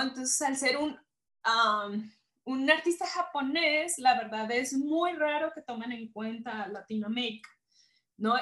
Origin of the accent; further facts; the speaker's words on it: Guadalajara, Jalisco, Mexico; soy provinciana de Guadalajara